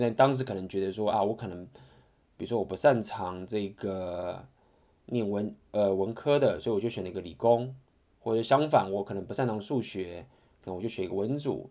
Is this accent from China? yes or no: no; Taiwan; 我相信就是身为台湾人